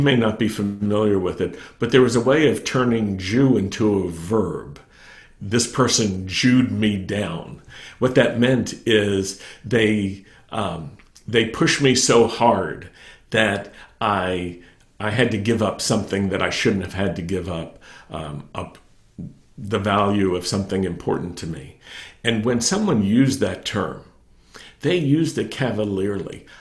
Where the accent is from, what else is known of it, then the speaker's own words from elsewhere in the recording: Roanoke, Virginia, United States; I grew up in Virginia I grew up in Roanoke, Virginia